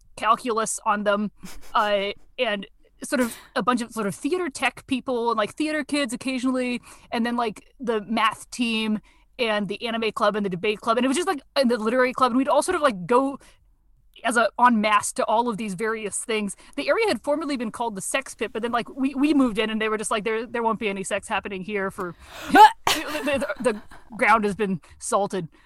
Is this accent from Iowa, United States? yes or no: no; Washington, District of Columbia, United States; also born or lived in Wisconsin; I grew up uh, in DC mostly